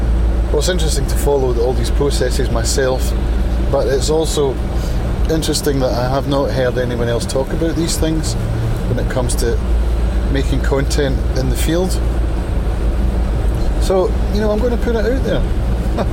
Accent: Prestwick, Scotland, United Kingdom; the friendships that we formed growing up around Prestwick

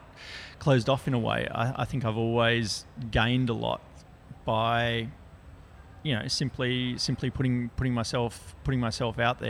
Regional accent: Papua New Guinea; I grew up in Papua New Guinea.

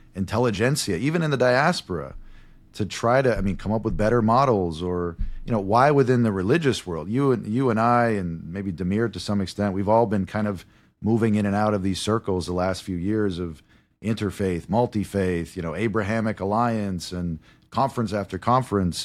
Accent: United States; I am American.

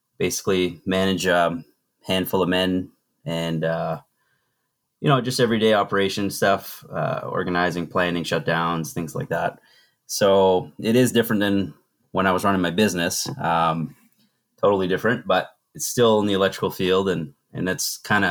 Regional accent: Madawaska, Maine, United States; moved away as an adult; also born or lived in Fort Kent, Maine; where I grew up in Madawaska

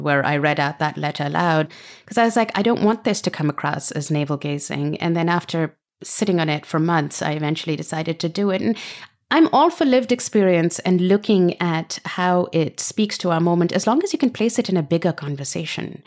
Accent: Pakistan; moved away as an adult; also born or lived in Britain; now in United States; I grew up in Pakistan under a whole series of military dictatorships

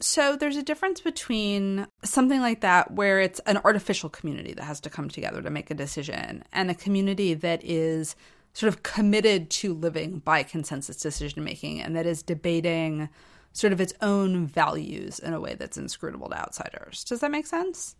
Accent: United States; I grew up in American society

